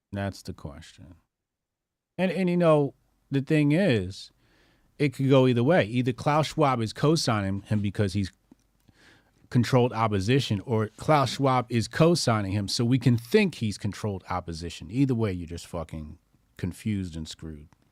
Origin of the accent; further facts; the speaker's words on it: New Jersey, United States; we're in Jersey, right? This is my home state